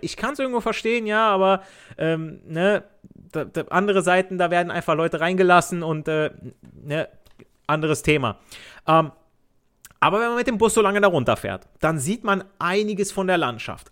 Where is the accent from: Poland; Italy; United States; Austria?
Italy; Southern Italy; now in Germany; ich als Süditaliener, ich spreche auch Dialekt